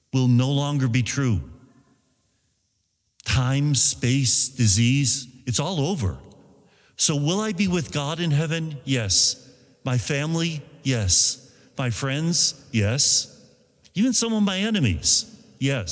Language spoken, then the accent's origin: English; Buffalo, New York, United States; moved away as an adult; also born or lived in Italy; now in Rome, Italy; I'm from Buffalo